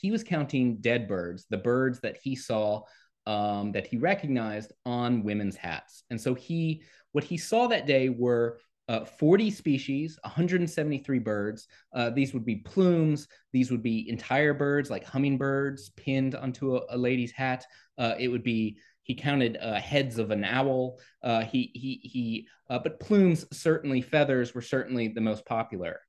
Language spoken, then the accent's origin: English; Lafayette, Louisiana, United States; U L L, or the University of Louisiana at Lafayette, in my hometown of Lafayette